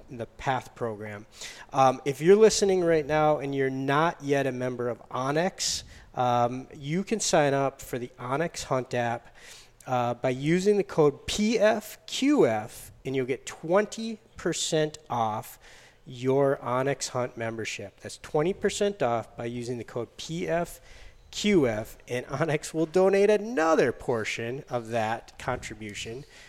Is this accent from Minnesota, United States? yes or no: no; Upper Peninsula of Michigan, United States; moved away; I grew up on the Upper Peninsula of Michigan